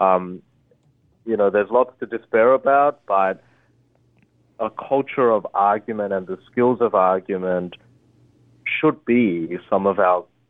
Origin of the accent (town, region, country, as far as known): Australia; born or raised there; English is a second language; also born or lived in Korea / Harvard (United States)